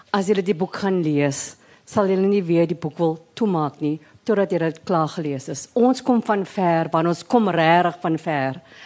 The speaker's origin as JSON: {"language": "Afrikaans", "town": "Cape Town", "region": "Western Cape", "country": "South Africa", "tie": "born or raised there", "first_language": "English", "said": "Ek was gebore in die Boekap. Ek het skool geloop in District 6 by George Golding Primary School en weer Harold Christie Hoërskool"}